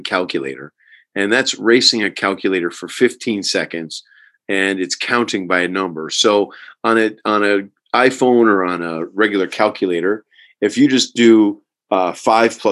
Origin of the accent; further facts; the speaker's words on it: Herkimer, New York, United States; I'm from Herkimer, New York, which is in upstate New York near the beginning of the Adirondack Mountains.